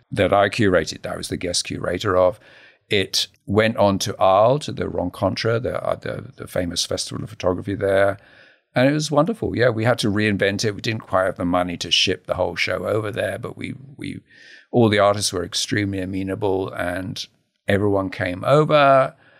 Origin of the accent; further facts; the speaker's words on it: Harlow, East of England, United Kingdom; I grew up in a new town, Harlow New Town